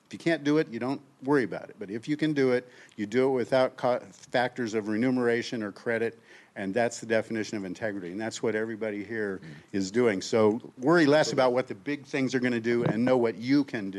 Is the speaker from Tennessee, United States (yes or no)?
no; Kansas, United States; now in Maui, United States; 25 years on Maui, and I have Buffalo because I came from Kansas and I brought the Buffalo energy with.